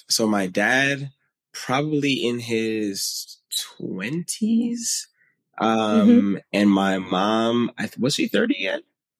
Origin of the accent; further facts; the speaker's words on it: New York City, New York, United States; moved away as an adult; also born or lived in Pennsylvania; now in Abu Dhabi, United Arab Emirates; I grew up in the Bronx.